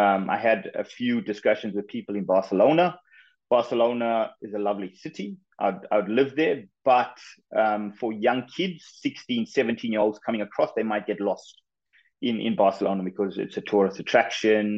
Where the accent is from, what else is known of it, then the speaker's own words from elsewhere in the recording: KwaZulu-Natal, South Africa; moved away as an adult; also born or lived in Gold Coast, Australia; now in Spain; I was born and I grew up in KwaZulu-Natal in South Africa.